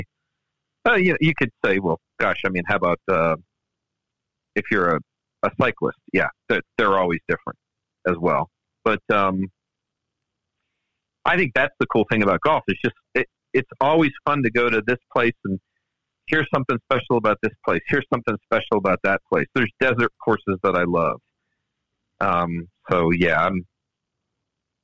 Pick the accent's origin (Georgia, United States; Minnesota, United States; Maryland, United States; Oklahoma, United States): Maryland, United States; Maryland DC area, United States; I grew up in the Maryland DC area